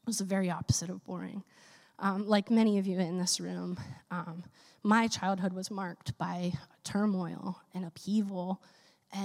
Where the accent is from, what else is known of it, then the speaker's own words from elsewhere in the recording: Philadelphia, Pennsylvania, United States; In the faith community that I grew up in Philadelphia, where I'm from